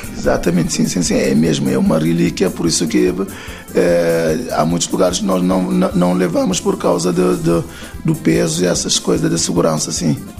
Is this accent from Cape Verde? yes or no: yes; Santiago Island, Cape Verde; nós somos da Ilha de Santiago